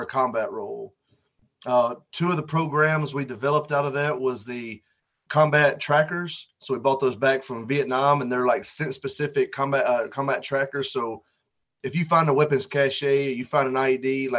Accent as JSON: {"language": "English", "town": "Tuscaloosa", "region": "Alabama", "country": "United States", "tie": "born or raised there", "said": "I grew up in Tuscaloosa, Alabama, and we had dogs growing up"}